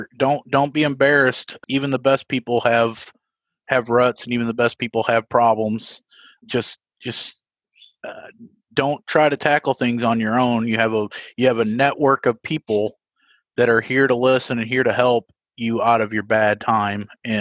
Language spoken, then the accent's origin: English; Evansville, Indiana, United States; I'll keep my hometown public so people can see where I'm from. Evansville, Indiana